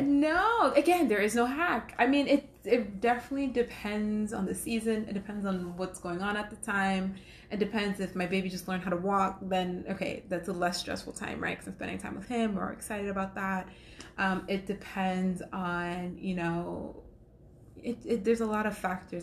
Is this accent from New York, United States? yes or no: yes; New York, United States; now in Atlanta, United States; I'm from New York